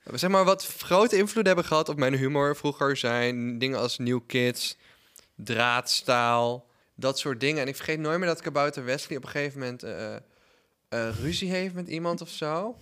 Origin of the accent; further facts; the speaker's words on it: Netherlands; als Nederlander